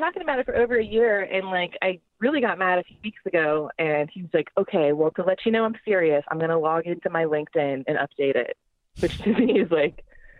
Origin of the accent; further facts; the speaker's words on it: San Francisco, California, United States; also born or lived in Marin County, California; now in Oakland, United States; I did move to Oakland 4 years ago. I grew up in the Bay Area, but mostly in San Francisco and in the North Bay.